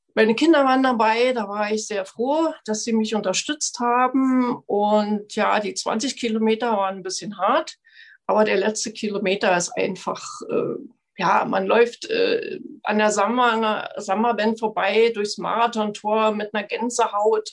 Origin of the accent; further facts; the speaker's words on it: Frankfurt, Brandenburg, Germany; bei uns in Frankfurt-Oder